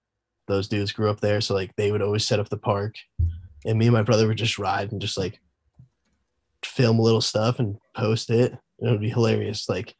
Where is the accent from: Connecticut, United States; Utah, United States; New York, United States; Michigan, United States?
Connecticut, United States; Southington; now in Wardsboro, United States; I'm from Southington, Connecticut, originally. Right now I'm living up in Westover or Wardsboro, Vermont.